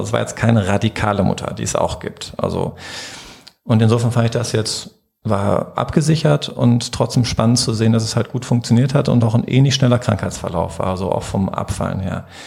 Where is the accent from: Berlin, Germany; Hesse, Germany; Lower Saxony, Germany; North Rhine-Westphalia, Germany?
North Rhine-Westphalia, Germany; Herdecke; also born or lived in Marburg / Cologne; ich bin auch hier in Herdecke geboren